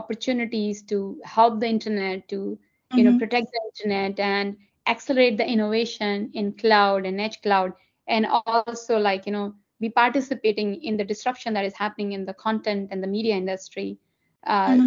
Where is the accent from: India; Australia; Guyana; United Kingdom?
India; Delhi; English is a second language; moved away as an adult; now in United States; I grew up in Delhi. I was born and brought up in Delhi.